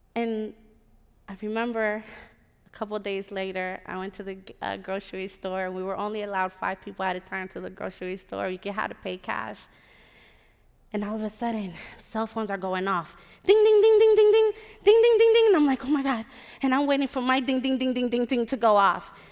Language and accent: English; Puerto Rico; my hometown